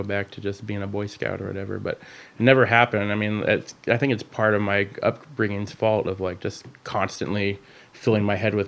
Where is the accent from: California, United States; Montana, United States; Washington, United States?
Washington, United States; Rainier; I grew up in a small town just outside of Olympia, Washington, called Rainier